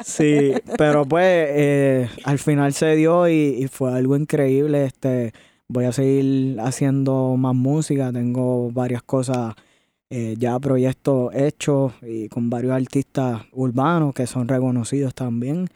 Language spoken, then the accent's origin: Spanish; Añasco, Puerto Rico; also born or lived in Mayagüez, Puerto Rico; Yo soy de Puerto Rico, del área oeste. De, nací en Mayagüez, me crié en Añasco